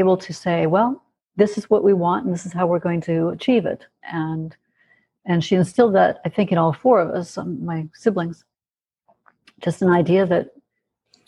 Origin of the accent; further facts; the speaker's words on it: California, United States; moved away as an adult; also born or lived in Michigan / Montana; now in Albuquerque, United States; we moved to California, and that's the house I stayed in until I was 18